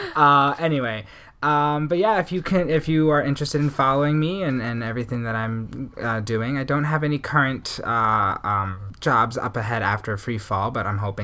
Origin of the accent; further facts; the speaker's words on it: New York City, New York, United States; also born or lived in Long Island, New York / New Jersey; I am a New York City based actor, which means I am from New York, but I'm also born and raised in New York, from Queens, and moved out to Long Island, and then went to school in New Jersey, and now I live up on Central Park North. So I'm a big Northeast guy.